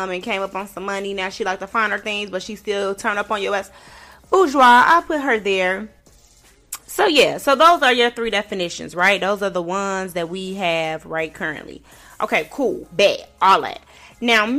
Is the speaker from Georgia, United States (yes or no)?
no; Chicago, Illinois, United States; I grew up in Chicago and I grew up in a hood in Chicago